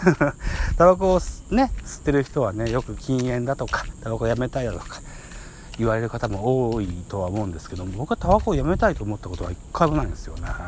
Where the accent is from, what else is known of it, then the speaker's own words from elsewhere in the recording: Japan; 生まれも育ちも現在も田舎暮らしなので